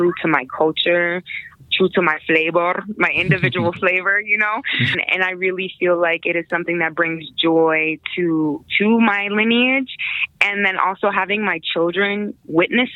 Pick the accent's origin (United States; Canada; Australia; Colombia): United States; Pennsylvania; moved away as an adult; also born or lived in Brooklyn, New York / Queensbridge, New York / Hershey, Pennsylvania; now in Colorado, United States; So I was born in Brooklyn, New York. I was raised in Queensbridge. My family moved to Pennsylvania when I was like 9.